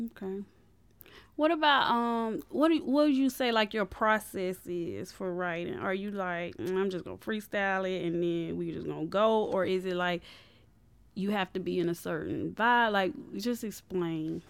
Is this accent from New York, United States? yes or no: no; Columbus, Georgia, United States; growing up in Columbus